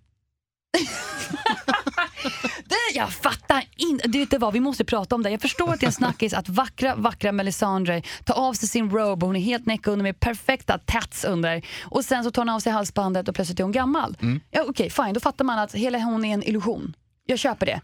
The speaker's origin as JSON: {"language": "Swedish", "country": "Sweden", "said": "vi svenskar"}